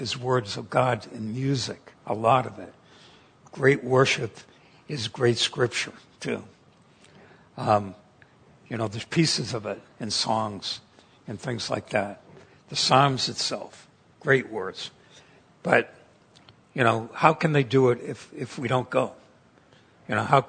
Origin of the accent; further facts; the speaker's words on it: Massachusetts, United States; moved away as an adult; also born or lived in Pennsylvania; now in San Diego, United States; I grew up in Massachusetts